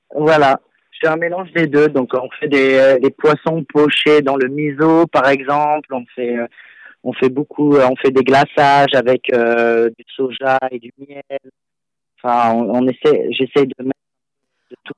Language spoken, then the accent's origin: French; Lyon, Auvergne-Rhône-Alpes, France; moved away as an adult; also born or lived in Paris; now in London, United Kingdom; je suis à la base, je suis lyonnais